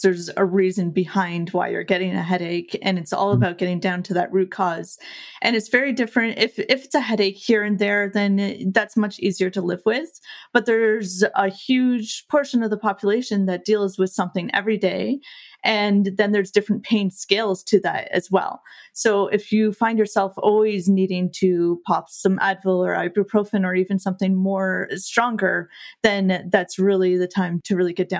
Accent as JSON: {"language": "English", "region": "England", "country": "United Kingdom", "said": "It's a French last name, even though I'm English"}